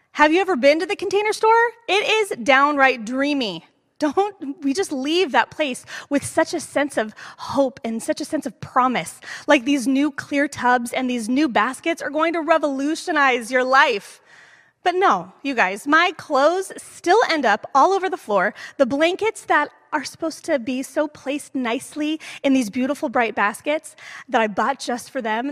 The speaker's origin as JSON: {"language": "English", "area": "East Bay", "region": "California", "country": "United States", "tie": "born or raised there", "moved": "as an adult", "lives_now": "San Jose, United States", "said": "Growing up in the East Bay"}